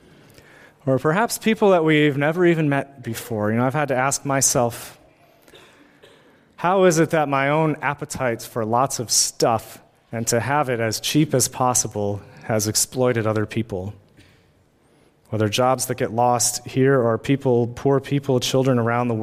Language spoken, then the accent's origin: English; United States; as an American-born white male with a college education